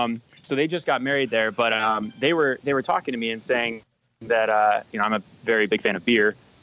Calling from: Illinois, United States; I'm calling from Illinois, about 45 minutes west of Chicago.

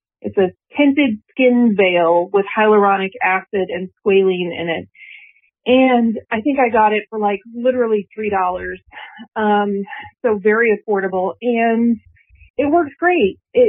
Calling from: Florida, United States; I'm calling from Florida.

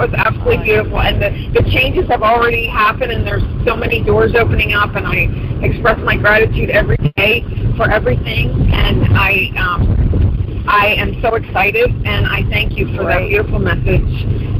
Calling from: San Diego, California, United States; I'm calling from sunny San Diego.

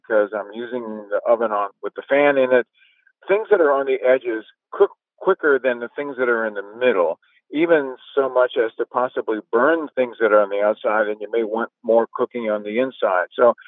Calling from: New Orleans, Louisiana, United States; I'm calling from New Orleans, Louisiana.

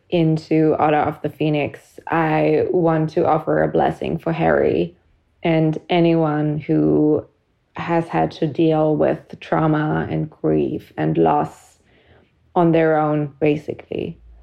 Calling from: Germany; I'm calling from Germany

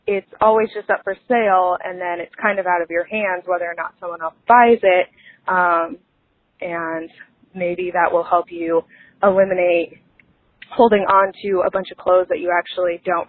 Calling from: Chapel Hill, North Carolina, United States; I am calling from Chapel Hill, North Carolina.

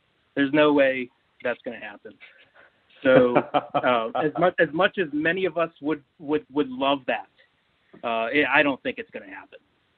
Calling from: Pittsburgh, Pennsylvania, United States; from Pittsburgh, PA.

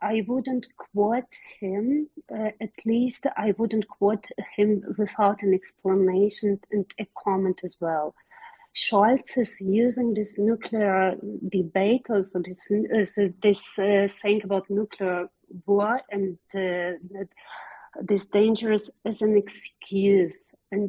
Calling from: Germany; I'm calling from Germany

